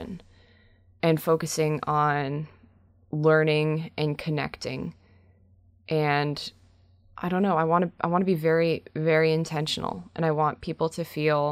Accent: Brantford, Ontario, Canada; my hometown show in Brantford

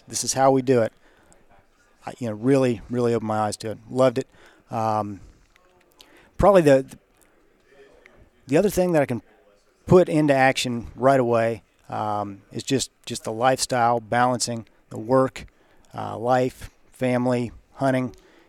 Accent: Raymond, Ohio, United States; I'm from Raymond, Ohio.

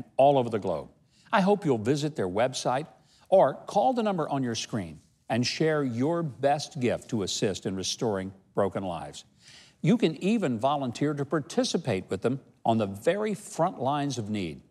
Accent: Arkansas, United States; where I grew up in Arkansas, we put the squirrels in the stew pot or the fryer

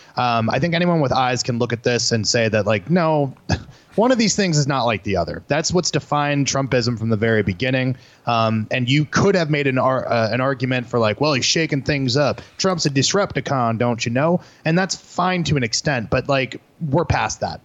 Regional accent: Florida, United States; moved away; I'm from Florida a little bit, my mom still lives there

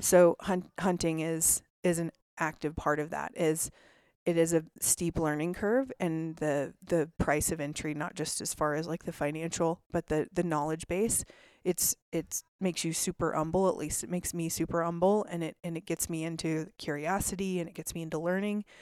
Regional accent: Vail, Colorado, United States; now in Salt Lake City, United States; I grew up in a lot of snow. So I grew up in Vail, Colorado

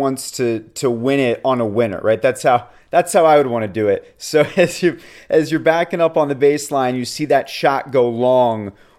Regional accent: Atlanta, Georgia, United States; moved away as an adult; also born or lived in Gainesville, Florida; I'm from Atlanta and then went to UF

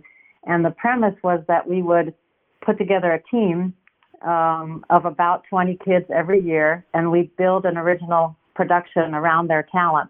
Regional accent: Los Angeles, California, United States; I grew up in Los Angeles and studied here.

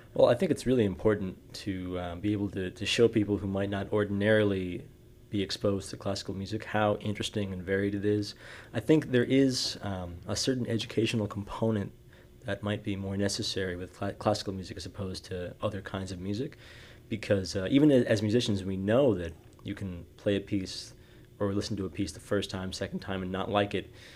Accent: New York City, New York, United States; moved away; I'm a violist from New York City or, originally

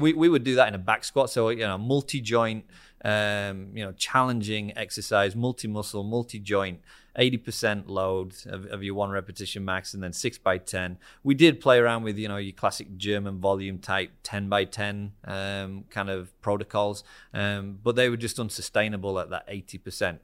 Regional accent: Harrogate, Yorkshire and the Humber, United Kingdom; moved away; I'm from the northeast of England. Um, so I'm from a, a town called Harrogate

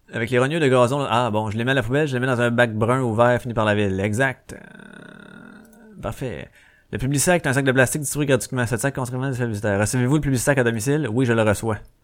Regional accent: Quebec, Canada; Je suis né au Québec

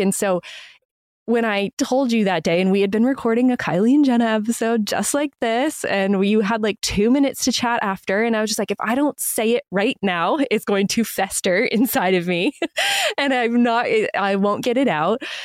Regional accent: Maine, United States; my home state and Maine and New England

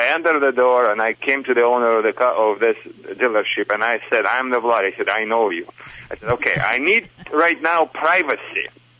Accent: Michigan, United States; accent: Michigan; English is a second language; also born or lived in Soviet Union; It's not a Russian accent, you know. It's a Michigan accent because I'm from Michigan, but originally from Soviet Union, of course, but not from Kazakhstan.

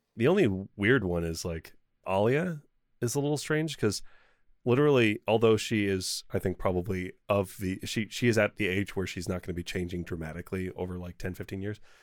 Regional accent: United States; I'm American

